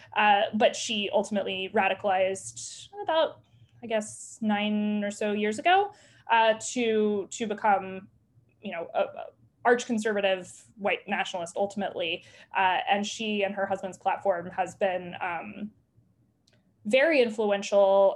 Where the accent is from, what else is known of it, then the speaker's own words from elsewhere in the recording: the South, United States; I grew up in the South